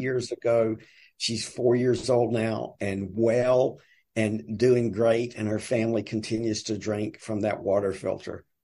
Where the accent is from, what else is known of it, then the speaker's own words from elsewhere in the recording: the South, Southern United States, United States; accent: deep Southern; now in Tuscaloosa, United States; my deep Southern accent